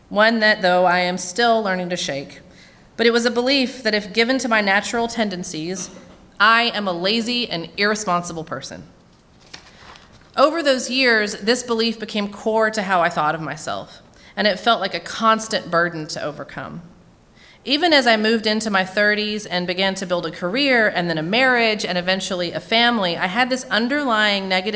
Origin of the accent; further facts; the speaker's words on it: Williamson County, Tennessee, United States; moved away as an adult; also born or lived in Murfreesboro, Tennessee; now in Nashville, United States; I grew up in Williamson County and have lived in Nashville now for many years